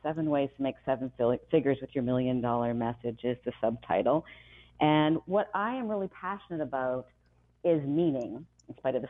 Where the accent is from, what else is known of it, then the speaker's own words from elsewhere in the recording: Ames, Iowa, United States; I was born in Ames, Iowa.